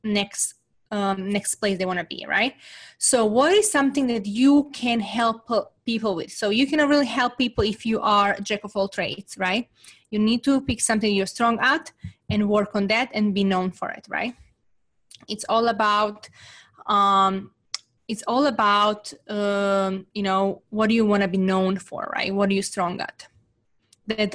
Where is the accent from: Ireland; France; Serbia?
Serbia; English is a second language; moved away as an adult; now in United States; growing up in Serbia, it was extremely difficult time